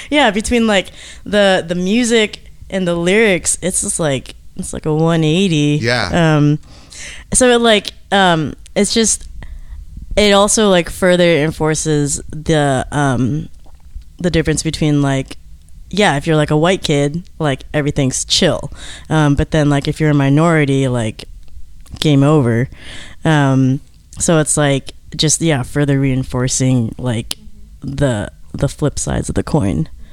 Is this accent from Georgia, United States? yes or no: yes; Georgia, United States; I'm from Georgia.